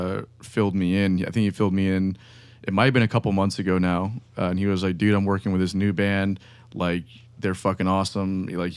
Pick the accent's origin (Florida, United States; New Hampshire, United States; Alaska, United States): Florida, United States; Miami, Fort Lauderdale area, South; moved away as an adult; now in Jacksonville, United States; I'm from South Florida, Miami, Fort Lauderdale area.